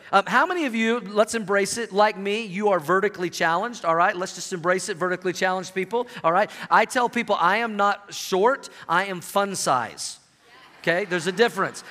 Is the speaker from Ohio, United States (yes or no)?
no; Oklahoma, United States; moved away as an adult; now in Colorado, United States; I grew up in Oklahoma.